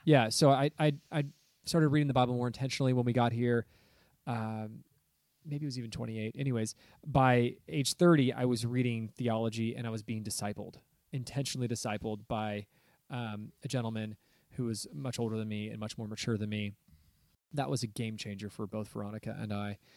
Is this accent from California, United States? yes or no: yes; Southern California, United States; moved away as an adult; now in Oregon, United States; I was raised in Southern California. So I haven't lived my whole life here in Oregon in the woods